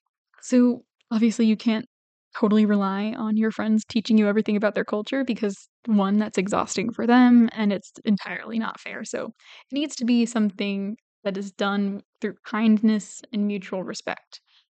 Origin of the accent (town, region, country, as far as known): United States; first language English